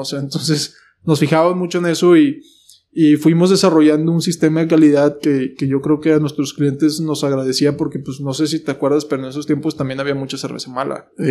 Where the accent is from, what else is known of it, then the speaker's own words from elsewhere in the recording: Mexico; also born or lived in United States; yo pues nací en el otro lado, soy americano